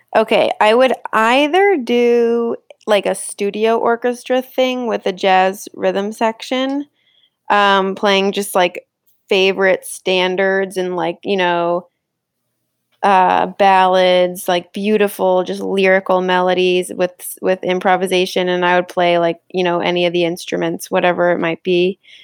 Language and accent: English; Connecticut, United States; moved away; also born or lived in Rochester; growing up in Connecticut, like, I was able to come into the city a bunch